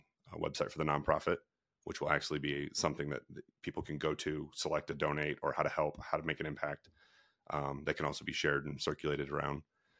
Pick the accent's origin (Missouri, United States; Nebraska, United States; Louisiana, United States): Missouri, United States; We grew up in Franklin County, Missouri.